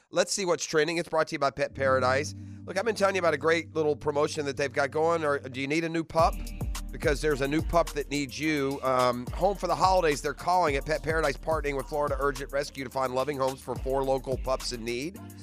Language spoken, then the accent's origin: English; United Kingdom; moved away; I'm a British subject